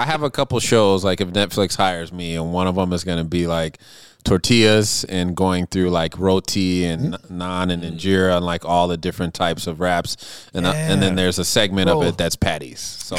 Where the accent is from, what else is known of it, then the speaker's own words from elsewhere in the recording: Minneapolis, Minnesota, United States; I want to tell this story of what these two things mean to me and growing up in Minneapolis.